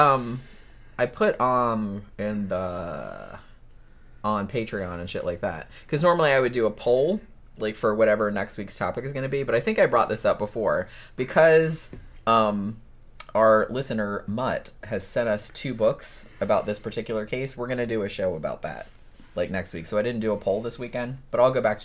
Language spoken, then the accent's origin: English; Daytona Beach, Florida, United States; I grew up in Daytona. I was born there.